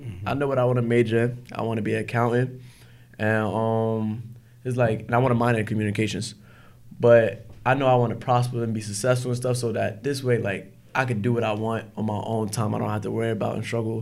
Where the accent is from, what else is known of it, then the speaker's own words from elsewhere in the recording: Newark, New Jersey, United States; My life growing up in Newark